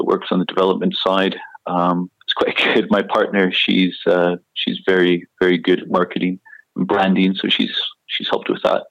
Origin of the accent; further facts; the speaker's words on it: Canada; moved away as an adult; now in London, United Kingdom; I played a lot of golf growing up in Canada